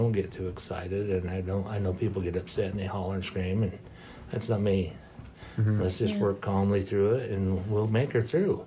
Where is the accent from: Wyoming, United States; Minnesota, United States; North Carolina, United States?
Wyoming, United States; Green River; also born or lived in Rock Springs, Wyoming / Manila, Utah; now in Lander, United States; we moved to Green River when I was 4. And he sold the ranch, and they put an airport on it, and we lived in Green River and graduated.